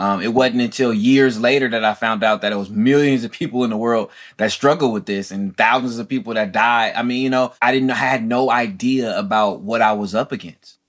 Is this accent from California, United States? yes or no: yes; Oakland, California, United States; Being born and raised in Oakland, California